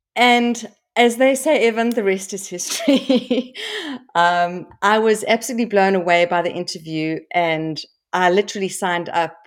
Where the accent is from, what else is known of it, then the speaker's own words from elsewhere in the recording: South Africa; I grew up in South Africa